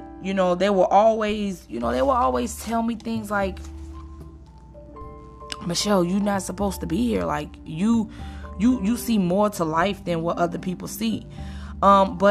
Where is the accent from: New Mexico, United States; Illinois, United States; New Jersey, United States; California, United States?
Illinois, United States; Chicago; moved away; I was born and raised in Chicago, Illinois, and then I moved to this really, really small town